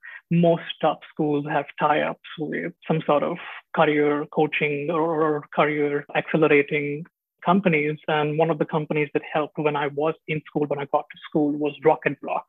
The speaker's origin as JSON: {"language": "English", "town": "Mumbai", "region": "Maharashtra", "country": "India", "tie": "born or raised there", "also_born_or_lived": "Delhi / Chapel Hill, United States", "moved": "as an adult", "lives_now": "Seattle, United States", "said": "I was raised in Mumbai, so huge city, like 18, 20 million people."}